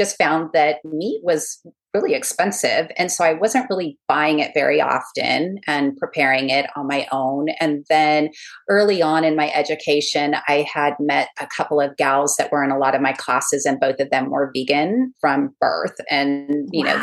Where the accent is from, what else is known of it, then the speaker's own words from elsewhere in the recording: California, United States; moved away as an adult; now in Charleston, United States; I'm from California